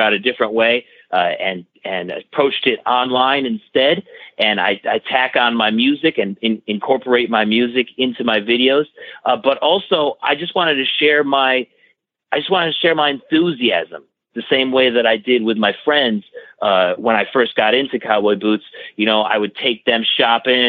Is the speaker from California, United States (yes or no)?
no; about an hour outside of Buffalo, Western New York, United States; I'm from Western New York, about an hour outside of Buffalo.